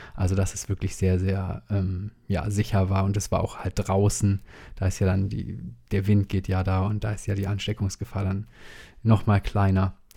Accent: WDR area, North Rhine-Westphalia, Germany; moved away; ich bin ja im WDR-Land aufgewachsen

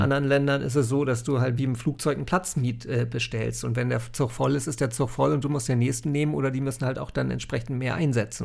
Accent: North Frisia, Schleswig-Holstein, Germany; ich bin hier in Nordfriesland aufgewachsen

